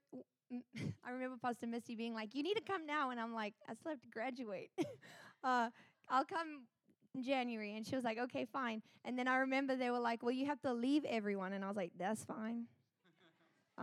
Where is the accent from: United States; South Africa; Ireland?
South Africa; moved away as an adult; I'm from South Africa